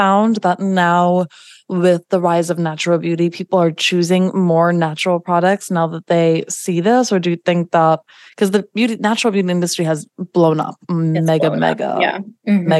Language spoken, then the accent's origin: English; New York, United States; I'm a New Yorker.